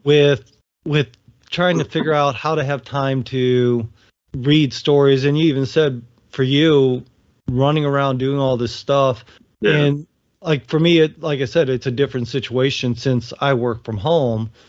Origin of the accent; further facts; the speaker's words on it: Ohio, United States; moved away; I grew up in in Ohio